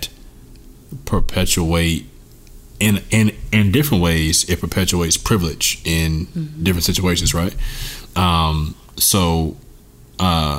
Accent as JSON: {"language": "English", "country": "United States", "said": "I definitely have an identity as an American"}